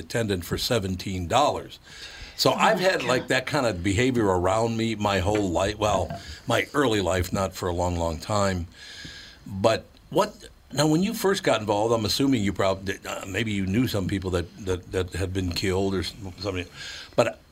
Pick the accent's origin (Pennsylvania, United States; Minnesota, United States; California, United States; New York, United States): Minnesota, United States; I was born and raised in Minnesota